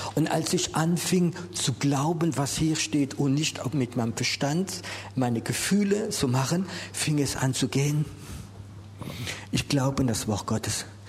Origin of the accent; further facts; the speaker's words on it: France; Wir sind ja Franzose und Englisch kennen wir nicht so